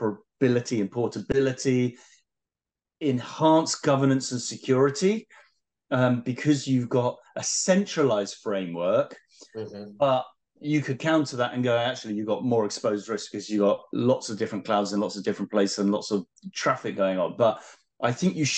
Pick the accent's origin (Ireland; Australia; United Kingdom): United Kingdom; being British